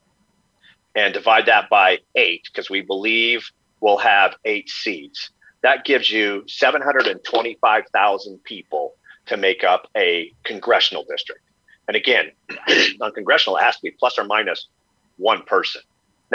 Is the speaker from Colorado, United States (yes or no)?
yes; Wray, Colorado, United States; I'm from Yuma County, I'm from Ray.